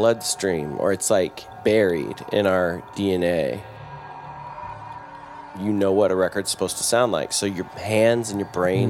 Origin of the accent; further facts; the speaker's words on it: North Carolina, United States; I mean, I grew up